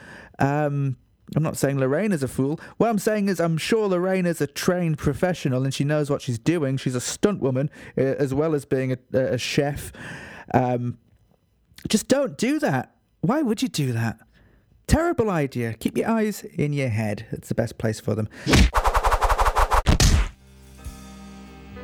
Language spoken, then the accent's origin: English; Northumberland, North East England, United Kingdom; I am from Northumberland